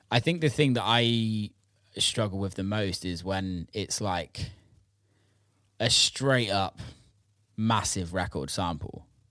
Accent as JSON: {"language": "English", "town": "Bristol", "region": "South West England", "country": "United Kingdom", "tie": "born or raised there", "said": "growing up around Bristol"}